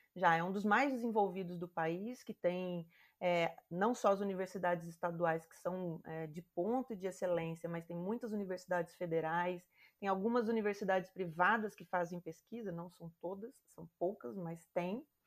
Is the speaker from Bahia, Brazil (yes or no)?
no; Campo Grande, Mato Grosso do Sul, Brazil; eu cresci no Mato Grosso do Sul, né, em Campo Grande